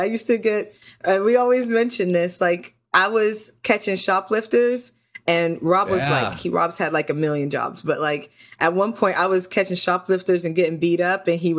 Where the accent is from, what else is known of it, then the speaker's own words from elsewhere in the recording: New York, United States; So interesting story. So I originally, we're from New York, and I originally was working in loss prevention.